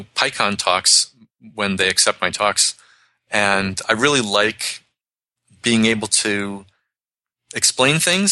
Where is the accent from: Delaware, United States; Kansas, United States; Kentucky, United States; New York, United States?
New York, United States; New York City; moved away; also born or lived in Boston; I grew up in New York City, so I can talk really fast.